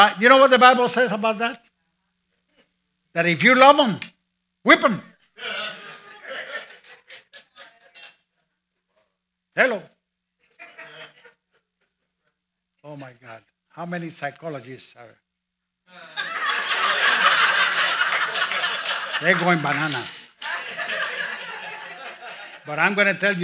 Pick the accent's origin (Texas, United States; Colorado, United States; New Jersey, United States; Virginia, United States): Texas, United States; I'm a Baptist from Texas